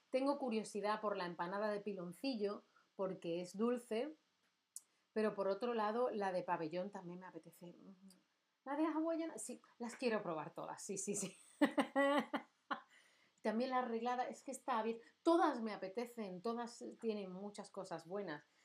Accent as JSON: {"language": "Spanish", "country": "Spain", "said": "Yo soy de España."}